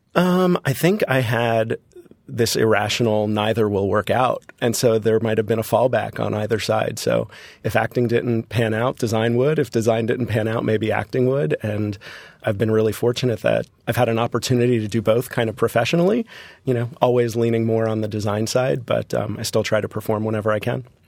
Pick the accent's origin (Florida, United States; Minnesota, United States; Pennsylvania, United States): Florida, United States; Hollywood; growing up in Florida, for me, a vacation was Disney.